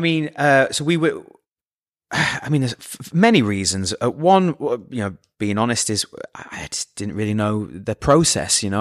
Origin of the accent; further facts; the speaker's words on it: Scunthorpe, Yorkshire and the Humber, United Kingdom; moved away; I'm from Scunthorpe